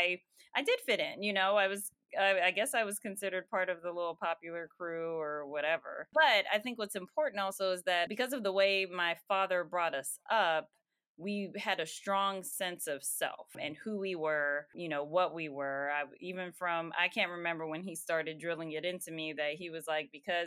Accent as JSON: {"language": "English", "town": "Simi Valley", "region": "California", "country": "United States", "tie": "born or raised there", "also_born_or_lived": "Boston, Massachusetts", "moved": "yes", "lives_now": "Marietta, United States", "said": "I was born in Boston, moved when I was, three? To California, Southern California, and grew up there, spent my elementary school years in California"}